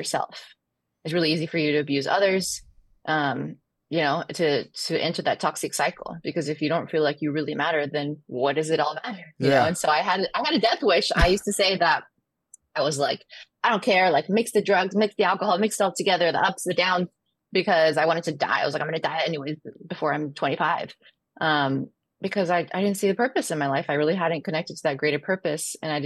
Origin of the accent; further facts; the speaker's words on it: Dallas, Texas, United States; also born or lived in Chihuahua, Mexico; And then we moved to Dallas, Texas.